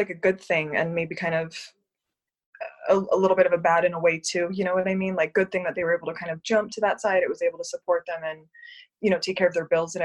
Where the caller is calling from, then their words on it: Las Vegas, Nevada, United States; I'm calling in from Las Vegas, Nevada